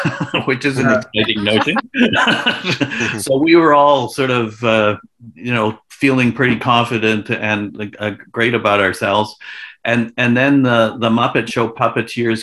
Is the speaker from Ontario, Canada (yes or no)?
no; Victoria, British Columbia, Canada; moved away as an adult; also born or lived in Edmonton / Toronto; I was born in Victoria, BC, where I now am.